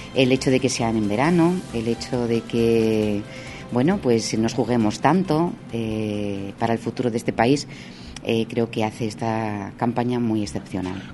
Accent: Salamanca, Castile and León, Spain; como mujer salmantina

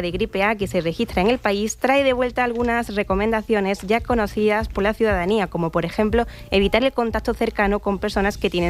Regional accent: Córdoba, Andalusia, Spain; Sí, yo hoy me he sentido muy orgullosa de ser cordobesa.

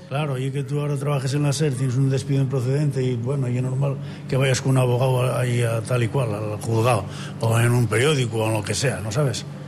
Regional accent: Asturias, Spain; como asturiano y como profesor de educación física

